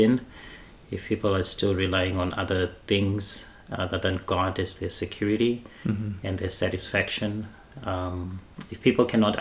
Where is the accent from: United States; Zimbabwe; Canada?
Zimbabwe; I grew up in Zimbabwe in a family that was very religious.